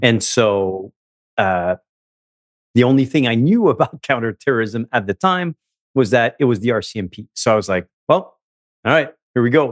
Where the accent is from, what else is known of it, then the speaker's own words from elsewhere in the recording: Montreal, Quebec, Canada; I grew up in Montreal, um, from a, a French Canadian mom and a Vietnamese dad